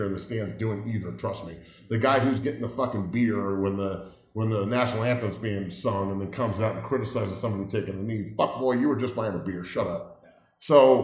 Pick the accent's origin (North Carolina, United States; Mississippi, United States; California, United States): California, United States; Santa Cruz; moved away; also born or lived in Boulder, Colorado; I'm from Santa Cruz, California, and then Boulder, Colorado. I grew up in a trailer on a ranch, blue collar.